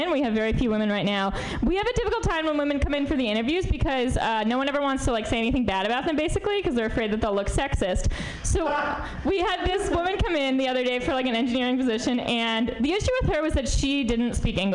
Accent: New York, United States; So I, I'm from New York originally. I went to a small uh, all-girls Catholic school

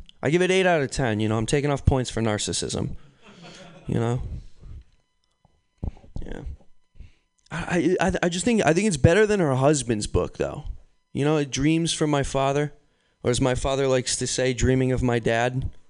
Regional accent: New York, United States; I'm from New York.

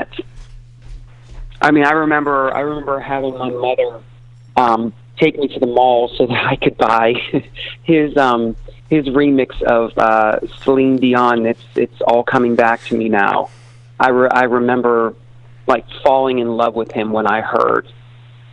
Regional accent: Pittsburgh, Pennsylvania, United States; I grew up in Pittsburgh.

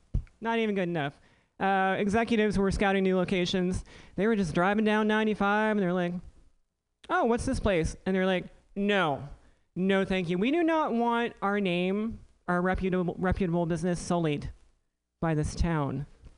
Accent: Elizabeth City, North Carolina, United States; The only thing harder than growing up in Elizabeth City in the late 80s was being transgender in the late 80s in Elizabeth City in the South, right?

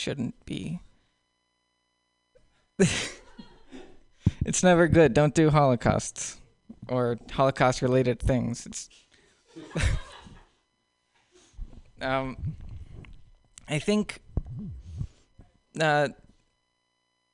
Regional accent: Nicaragua; English is a second language; now in United States; I grew up in Nicaragua my whole life

